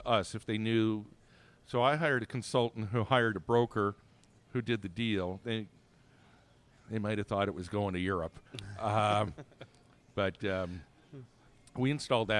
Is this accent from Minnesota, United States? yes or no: no; Michigan, United States; we're from Michigan